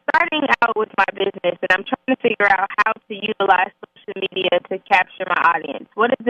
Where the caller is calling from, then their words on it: Fort Lauderdale, Florida, United States; I'm calling in from Fort Lauderdale, Florida.